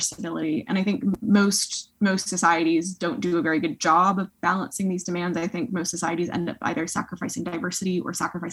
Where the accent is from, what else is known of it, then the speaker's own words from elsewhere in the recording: United States; moved away as an adult; also born or lived in Canada; now in Oxford, United Kingdom; I'm American